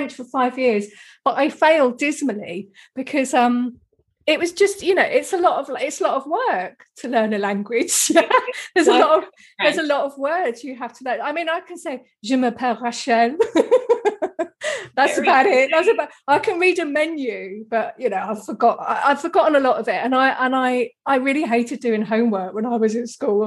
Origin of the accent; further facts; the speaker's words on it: Kent coast, South East England, United Kingdom; moved away as an adult; where I was born, on the Kent coast, it's the southeast of England. The town I grew up in was next to the English Channel